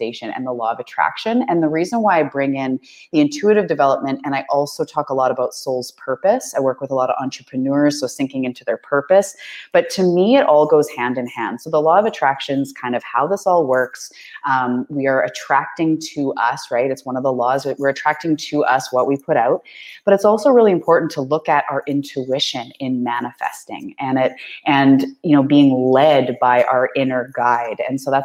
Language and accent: English; Vancouver Island, British Columbia, Canada; I am a Canadian. I'm from the west coast of Canada on Vancouver Island